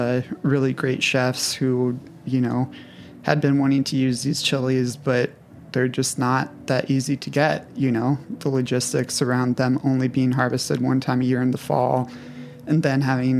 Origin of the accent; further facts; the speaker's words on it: Colorado, United States; I was born in Colorado, but my mom, one of 17 children from New Mexico